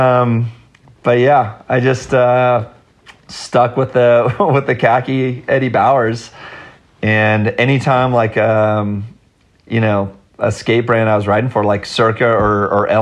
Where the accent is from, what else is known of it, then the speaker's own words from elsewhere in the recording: Los Altos Hills, California, United States; I grew up in Los Altos Hills